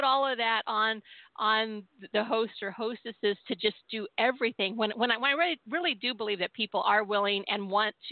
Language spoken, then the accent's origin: English; Southern California, United States; I was born and raised in California, my parents came from Tennessee to Southern California